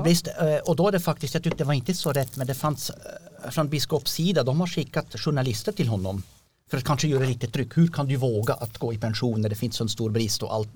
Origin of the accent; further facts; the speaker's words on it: Switzerland; Swedish is a second language; moved away as an adult; also born or lived in Kristianstad / Norrland / Kiruna; now in Björkö, Sweden; jag kommer från Schweiz